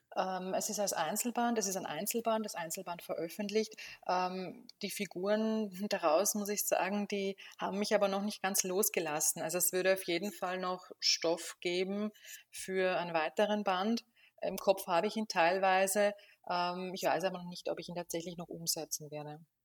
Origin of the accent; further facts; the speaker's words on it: Burgenland, Austria; Ich komme aus Österreich, aus dem Osten, aus dem Burgenland